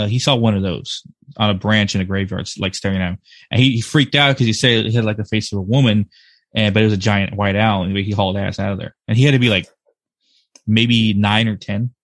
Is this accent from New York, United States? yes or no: no; Blanco, Texas, United States; accent: typical American; moved away as an adult; also born or lived in Birmingham, Alabama; now in North Carolina, United States; majority of my life I spent in Texas and in Blanco and stuff like that. I just moved recently here to North Carolina.